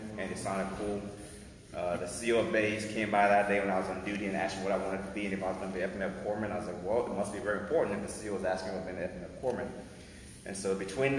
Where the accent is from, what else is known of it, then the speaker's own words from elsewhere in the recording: Liberia; moved away; also born or lived in Minnesota; We're both from Liberia, and we met in Minnesota